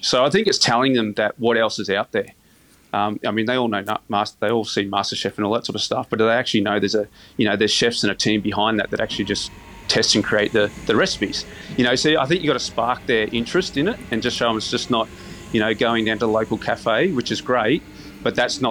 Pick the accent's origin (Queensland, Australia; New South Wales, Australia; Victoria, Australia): Queensland, Australia; Caloundra; I came from the Sunshine Coast at Caloundra or Karramundi.